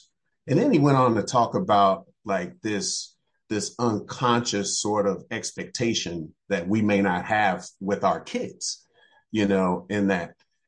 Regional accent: Chicago, Illinois, United States; I began my schooling in the public school system where I grew up in Chicago. And then in the fifth grade, my mom transferred me to Catholic school.

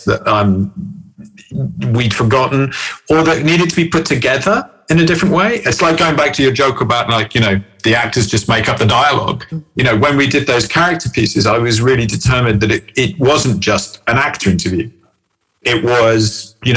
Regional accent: England, United Kingdom; I'm English

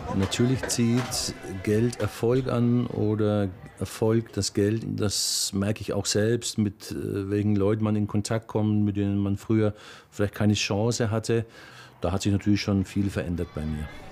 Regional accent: near Bamberg, Bavaria, Germany; also born or lived in Berlin; Ursprünglich bin ich aus der Nähe von Bamberg, auch da geboren, im kleinen Dorf aufgewachsen

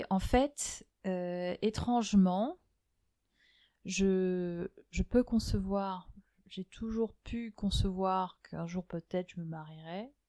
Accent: Algiers, Algiers Province, Algeria; also born or lived in Germany; Donc, moi, je suis née à Alger, euh, et euh, entre, euh, chaque année, tous les six mois, on changeait de pays. Donc on, passait six mois en Allemagne, six mois en Algérie.

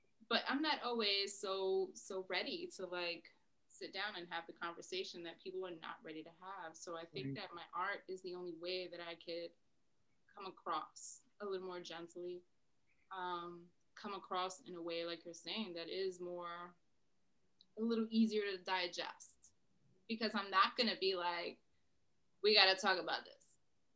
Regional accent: New York City, New York, United States; now in Massachusetts, United States; I am a girl from the Bronx

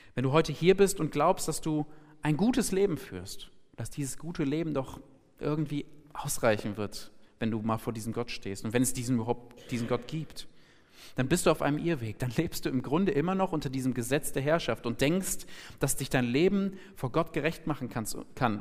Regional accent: Germany; ich bin Deutscher, ich habe einen deutschen Pass

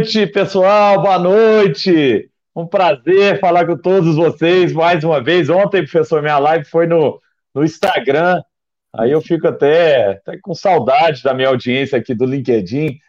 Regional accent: Araguari, Minas Gerais, Brazil; Araguari, que é Heriguer em inglês, minha terra natal

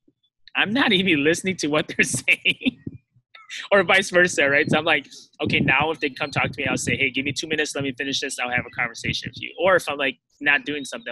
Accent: United States; I was born in the States, but my mom and dad escaped like a war-torn country and came to the U.S. So I was fortunate enough to grow up here

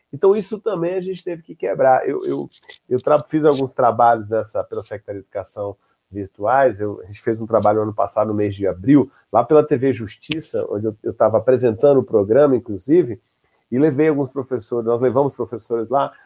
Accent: Brasília, Federal District, Brazil; also born or lived in Espírito Santo / Minas Gerais; estudei em Brasília, no Gama, eu sou da região administrativa do, número 2, RA Gama. Passei parte da minha, maior, maior parte da minha infância lá

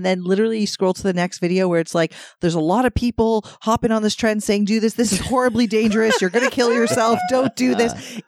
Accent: Toronto, Ontario, Canada; But we're from Toronto, so I expect fucking traffic.

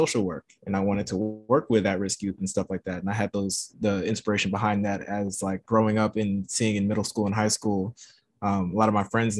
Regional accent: Louisiana, United States; moved away; also born or lived in Baton Rouge; I'm from Louisiana, and I'm living back in Louisiana now

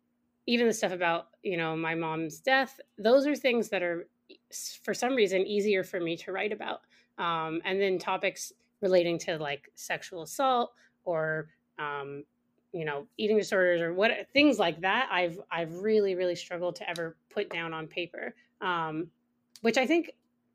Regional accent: United States; moved away as an adult; now in Canada; I am monolingual. I am an Anglophone, and I really want to work on that. I took French. You know, I grew up in the States, so French wasn't as much of a, a thing. And I moved to Canada when I was 25.

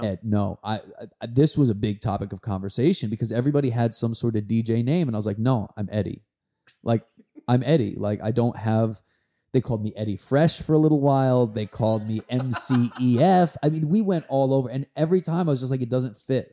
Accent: New York, United States; I grew up right outside New York in the nineties

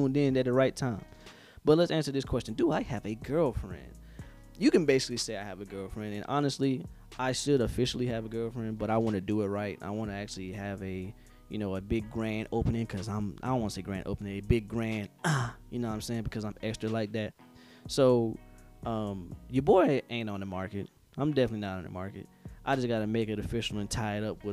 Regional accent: Henderson, North Carolina, United States; moved away; also born or lived in Fayetteville, North Carolina; I am from Henderson, North Carolina, Big 252.

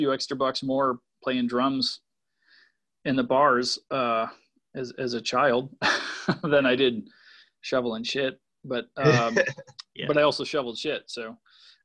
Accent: Waukesha, Wisconsin, United States; also born or lived in Rhinelander, Wisconsin; now in Milwaukee, United States; I was born in Waukesha. And then when I was like 11 or 12, my family moved up to Rhinelander

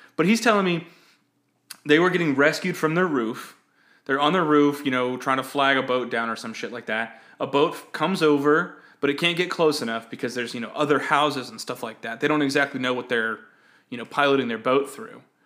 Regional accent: Texas, United States; when I was growing up in Texas

